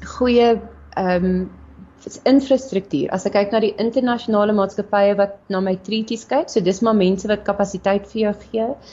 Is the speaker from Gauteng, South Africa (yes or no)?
yes; Meyerton, Gauteng, South Africa; also born or lived in Bloemfontein; gebore in Bloemfontein, getoe gewees in Meyerton, so 'n klein dorpie